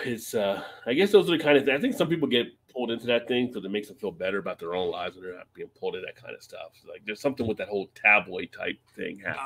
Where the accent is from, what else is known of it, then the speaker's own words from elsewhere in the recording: East Coast, United States; I'm from the East Coast